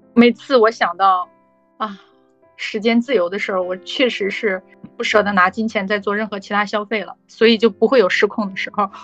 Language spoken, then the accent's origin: Chinese; China; 这就是出版图书这个东西在我们中国人心里有多么多么的